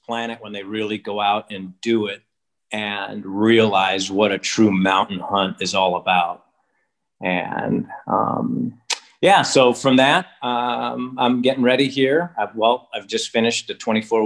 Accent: Upper Peninsula of Michigan, United States; now in Alaska, United States; I grew up in the Upper Peninsula of Michigan, up on Lake Superior.

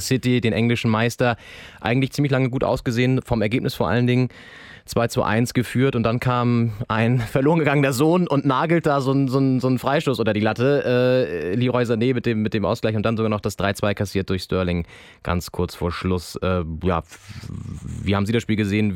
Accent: Northern Germany, Germany; ich bin im Norden groß geworden

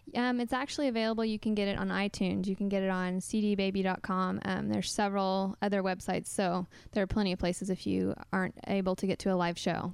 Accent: Oklahoma, United States; moved away as an adult; also born or lived in Texas; I'm from Oklahoma and a little bit of Texas. Um, so, Midwest girl

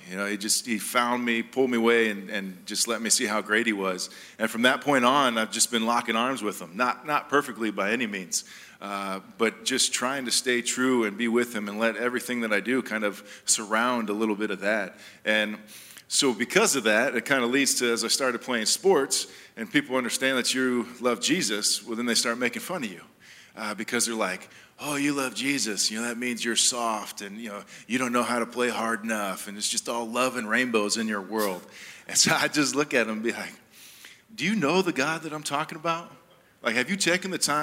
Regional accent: Jamaica; moved away; I was born in Jamaica, so I am Jamaican

